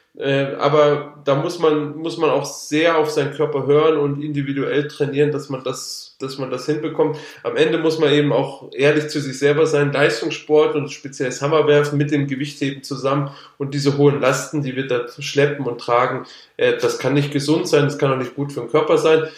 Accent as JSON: {"language": "German", "area": "Allgäu", "region": "Bavaria", "country": "Germany", "tie": "born or raised there", "also_born_or_lived": "Würzburg", "said": "bin da mit meinen Eltern zusammen nach der vierten Klasse, genau nach der vierten Klasse, also mit zehn Jahren dann ins Allgäu gezogen"}